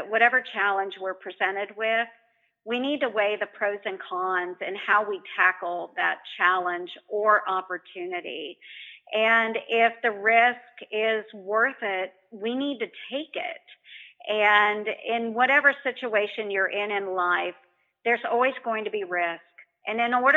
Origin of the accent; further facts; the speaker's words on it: Montgomery County, Iowa, United States; I grew up in Montgomery County. I still live in Montgomery County in a rural area.